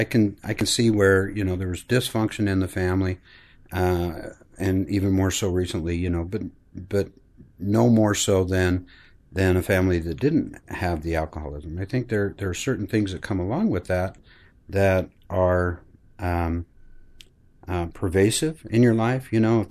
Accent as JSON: {"language": "English", "town": "Granger", "region": "Utah", "country": "United States", "tie": "born or raised there", "said": "I grew up here in Salt Lake, actually Granger, Utah, and Granger, a family, mother, father, brother, sister."}